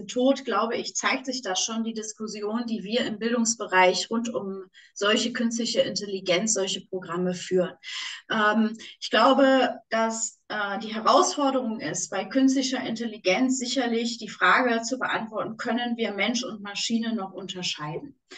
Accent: Düsseldorf, North Rhine-Westphalia, Germany; und du merkst, ich bin Düsseldorferin, wenn ich da einmal in meinem Flow bin

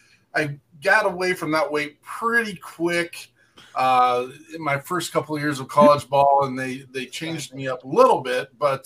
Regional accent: Cody, Wyoming, United States; now in Minnesota, United States; I'm a dirt kicker from Cody, Wyoming.

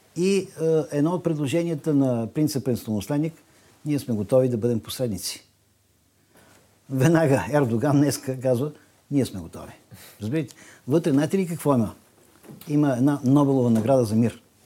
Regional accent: Bulgaria; Ние сме европейци и ние сме българи

